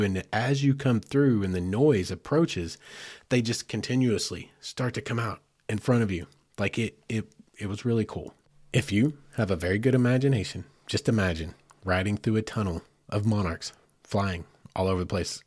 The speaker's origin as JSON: {"language": "English", "region": "Arkansas", "country": "United States", "said": "I'm from Arkansas"}